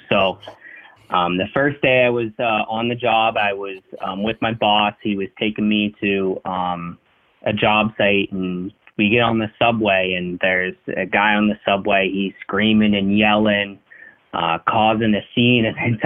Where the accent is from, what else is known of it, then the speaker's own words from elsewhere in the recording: Clarion, Pennsylvania, United States; I grew up in Western Pennsylvania, north of Pittsburgh, in a small town called Clarion.